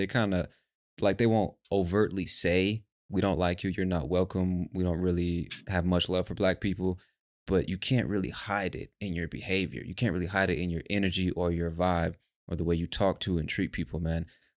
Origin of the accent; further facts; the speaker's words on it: United States; now in Colombia; Maybe it's because I'm American.